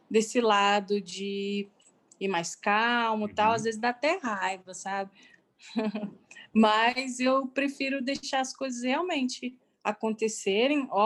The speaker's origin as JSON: {"language": "Portuguese", "town": "Ribeirão Preto", "region": "São Paulo", "country": "Brazil", "said": "Sou de Ribeirão Preto."}